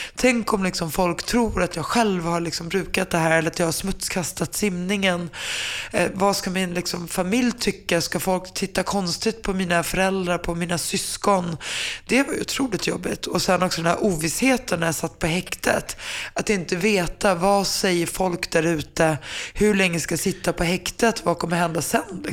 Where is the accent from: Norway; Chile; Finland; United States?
Finland; jag är finne